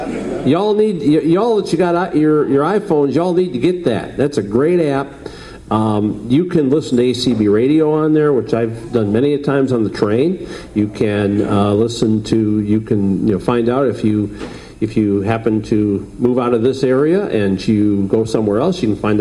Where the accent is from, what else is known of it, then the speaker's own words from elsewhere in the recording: Chicago, Illinois, United States; I'm from Chicago. So we're both from Chicago.